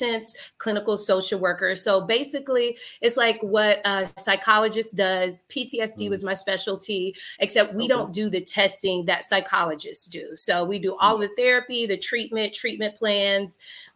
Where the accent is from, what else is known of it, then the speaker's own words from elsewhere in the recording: Fayetteville, North Carolina, United States; moved away as an adult; also born or lived in Virginia; now in Richmond, United States; originally I'm from Fayetteville, North Carolina